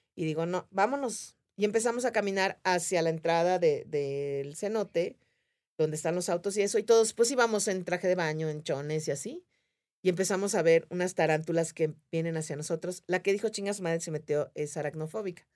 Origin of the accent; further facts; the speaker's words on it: Yucatán, Mexico; soy yucateca